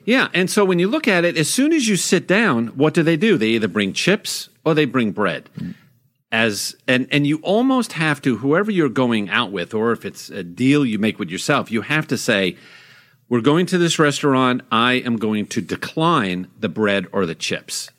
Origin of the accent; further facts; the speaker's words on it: Long Island, New York, United States; moved away; when I was a kid growing up on Long Island